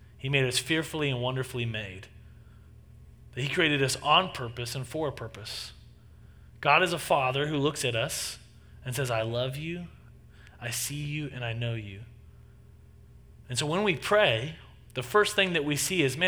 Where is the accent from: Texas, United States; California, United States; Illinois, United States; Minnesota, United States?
Texas, United States; moved away; I grew up in Texas and spent 18 years of my life in Texas